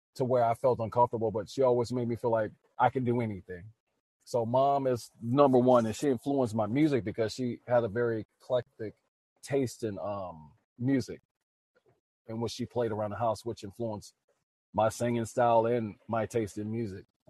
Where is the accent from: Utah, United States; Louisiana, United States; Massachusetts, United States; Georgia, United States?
Louisiana, United States; New Orleans; born and raised in New Orleans, Louisiana.